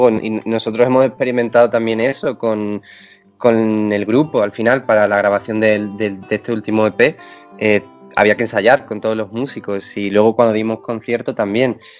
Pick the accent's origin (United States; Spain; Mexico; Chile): Spain; Extremadura; now in Madrid, Spain; No, no, no, yo soy de Extremadura.